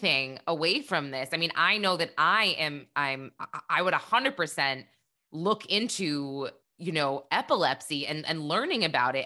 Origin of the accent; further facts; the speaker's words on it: New Hampshire, United States; moved away; my hometown in New Hampshire